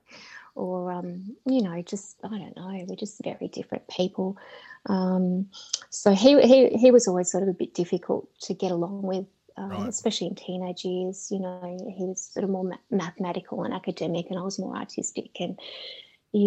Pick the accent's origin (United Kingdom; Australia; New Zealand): Australia; Melbourne, Victoria; I was born in Melbourne.